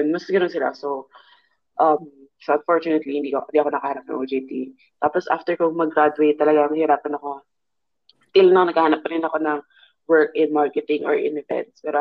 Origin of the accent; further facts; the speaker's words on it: Philippines; now in Canada; Parang nasa 20 yata kami noon. Siguro 20-30% Canadian. 1% Pilipino ako.